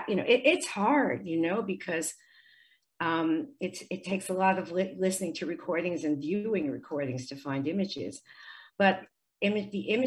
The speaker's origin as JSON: {"language": "English", "country": "United States", "tie": "born or raised there", "said": "I grew up in the States"}